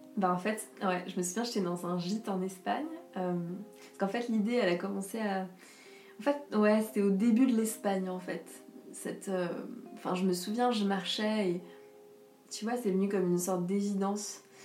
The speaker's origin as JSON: {"language": "French", "area": "Alsace", "region": "Grand Est", "country": "France", "tie": "born or raised there", "said": "la maison où j'ai grandi, en Alsace"}